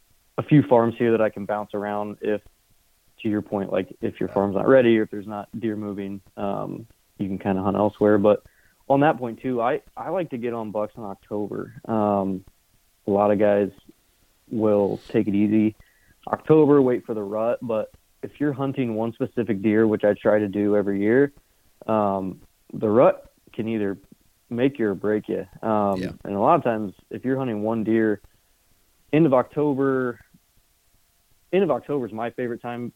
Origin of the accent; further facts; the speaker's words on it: Indiana, United States; moved away as an adult; now in Iowa, United States; I grew up in Indiana, grew up hunting